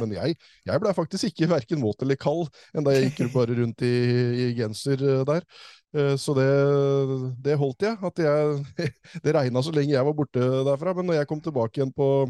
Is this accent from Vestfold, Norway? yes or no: yes; Tønsberg, Vestfold, Norway; moved away; det var helt absurd å være på å se … hjemme i Tønsberg